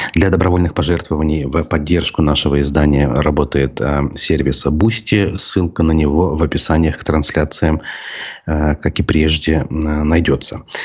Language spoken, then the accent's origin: Russian; Bashkortostan, Russia; нашей республики